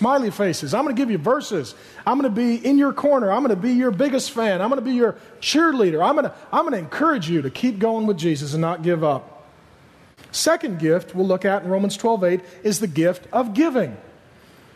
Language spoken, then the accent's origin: English; SeaTac, Washington, United States; I grew up in SeaTac, and we had some really lean, hard times.